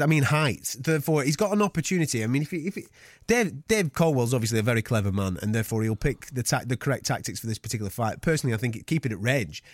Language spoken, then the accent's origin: English; Blackburn, North West England, United Kingdom; I'm from Blackburn. We're from down the road from each other.